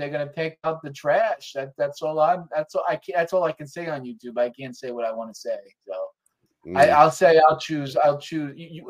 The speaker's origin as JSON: {"language": "English", "region": "New York", "country": "United States", "said": "I'm from New York."}